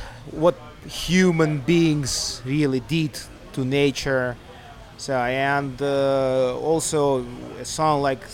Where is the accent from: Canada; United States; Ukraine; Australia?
Ukraine; Eastern Ukraine; moved away as an adult; We originally come from the east of Ukraine, the region which is in the war at the moment.